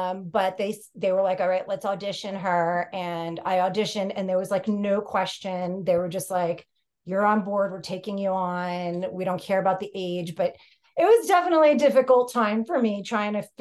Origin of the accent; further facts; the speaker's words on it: New York City, New York, United States; also born or lived in Greece; I grew up in New York City